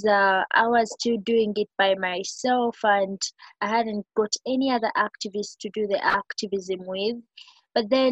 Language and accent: English; Uganda